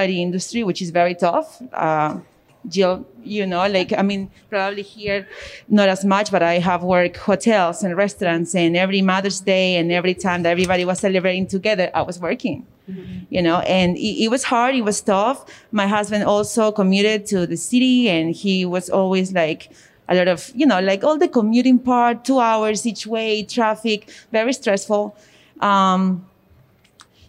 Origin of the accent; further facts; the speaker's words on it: Peru; now in Middletown, United States; I also came from a different country. I come from Peru